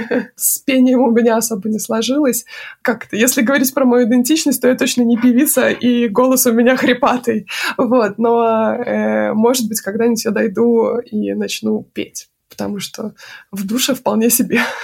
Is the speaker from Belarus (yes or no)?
yes; Minsk, Belarus; moved away as an adult; also born or lived in United States; now in Warsaw, Poland; этот город Минск, мой родной город